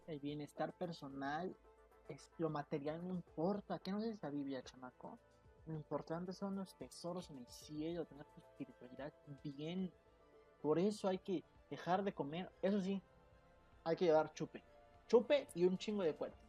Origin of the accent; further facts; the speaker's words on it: Mexico; somos mexicanos